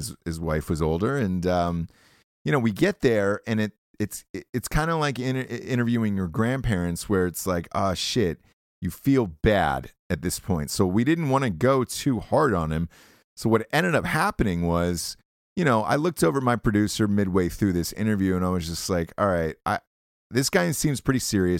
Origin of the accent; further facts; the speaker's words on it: Georgia, United States; also born or lived in Peoria, Illinois; I'm originally from Georgia. Grew up there most of my life. Was born in Peoria, Illinois. Parents got divorced. And then my mom got remarried and we moved to Georgia. So I pretty much grew up there. K through 12 was my experience in Georgia.